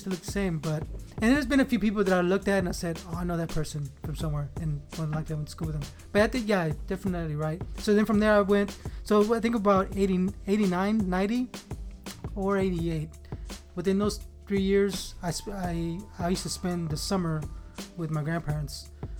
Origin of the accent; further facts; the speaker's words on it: Houston, Texas, United States; I was raised in Second Ward. So prior to that, I actually, when I was born, we moved to Clayton Homes. So Clayton Homes is near Second Ward